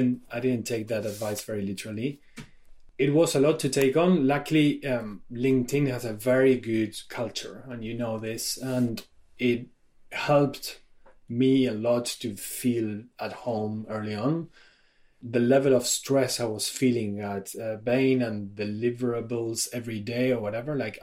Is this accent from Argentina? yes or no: yes; Argentina; moved away as an adult; also born or lived in France; I am originally from Argentina, left my country when I was about 30 to study abroad.